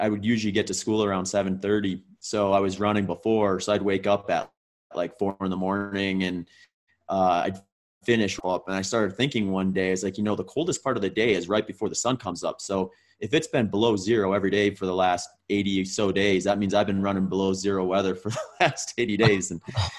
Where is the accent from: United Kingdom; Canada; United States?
United States; Wisconsin; also born or lived in Minnesota; I grew up mostly in Wisconsin. I was actually born in Minnesota, but my family moved